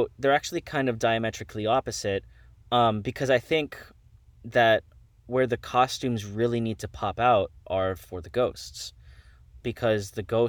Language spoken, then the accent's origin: English; Miami, Florida, United States; Absolutely I did. I'm from Miami.